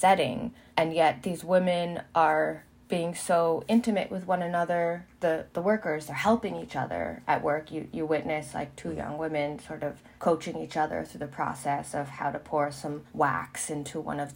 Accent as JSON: {"language": "English", "country": "United States", "tie": "born or raised there", "said": "I grew up in America. I'm half Chinese"}